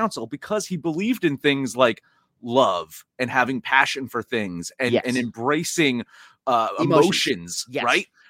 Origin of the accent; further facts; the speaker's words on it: New Jersey, United States; moved away; that's my hometown right there. It's a shitty little small Jersey town